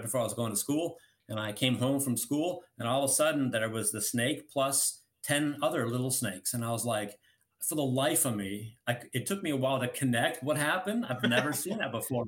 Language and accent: English; Colorado, United States; I grew up in Colorado, and I lived in a subdivision